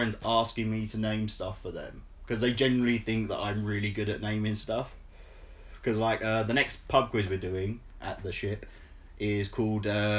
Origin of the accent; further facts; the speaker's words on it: England, United Kingdom